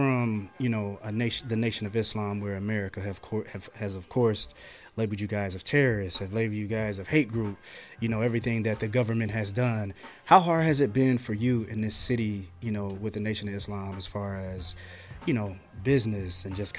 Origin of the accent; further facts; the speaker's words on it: Marion, Indiana, United States; now in Indianapolis, United States; And I'm from Marion, Indiana